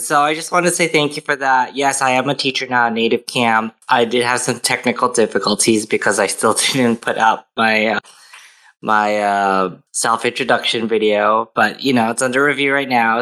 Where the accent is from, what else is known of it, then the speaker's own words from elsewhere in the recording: United States; also born or lived in Philippines (ancestry); I'm Filipino too, but I'm American